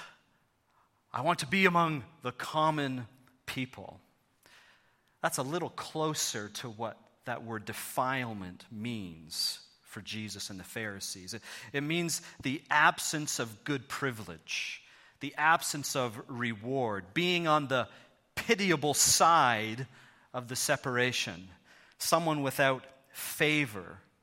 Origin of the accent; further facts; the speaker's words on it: Thornhill, Ontario, Canada; moved away as an adult; also born or lived in Hamilton, Canada; now in London, Canada; I grew up in Thornhill, just down Highway seven from you